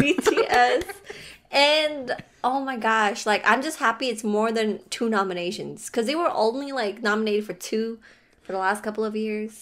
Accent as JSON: {"language": "English", "country": "Philippines", "said": "I am Filipino"}